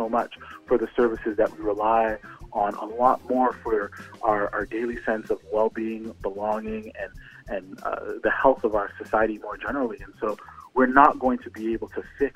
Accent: Canada; I was born and raised here

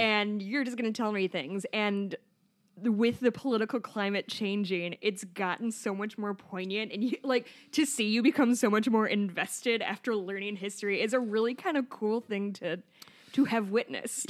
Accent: Chicago, Illinois, United States; I'm from Chicago

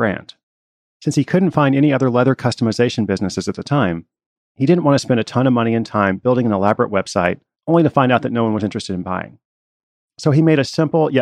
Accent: Portland, Oregon, United States; I will be in my hometown of Portland, Oregon

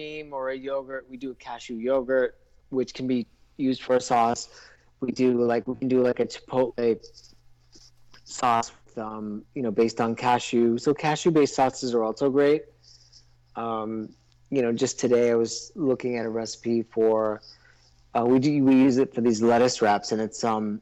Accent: Maine, United States; now in Los Angeles, United States; I grew up in Maine, and I've never saw a raised bed until I moved to California.

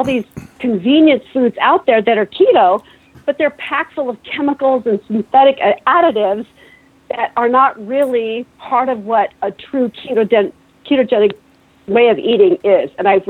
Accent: Pacific Northwest, United States; Seattle fish have been found, Seattle salmon and Oryx Pacific Northwest. And I came from the Pacific Northwest.

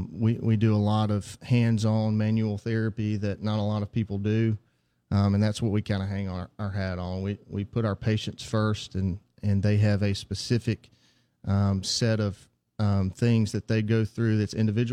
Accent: Heidelberg, Mississippi, United States; also born or lived in Jackson, Mississippi; I'm from Heidelberg, Mississippi, originally.

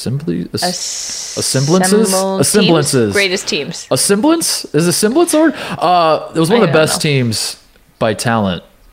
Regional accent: Indianapolis, Indiana, United States; moved away; Indianapolis, where I'm from

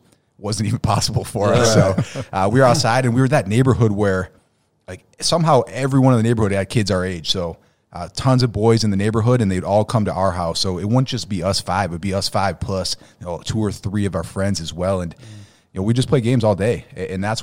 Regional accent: Buffalo, New York, United States; We grew up playing baseball, and hockey was big. We're from Buffalo, so played a lot of hockey

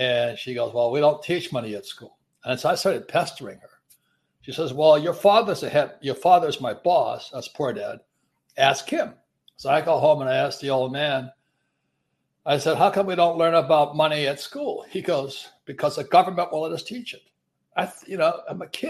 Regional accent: Hilo, Hawaii, United States; moved away as an adult; I'm from Hawaii

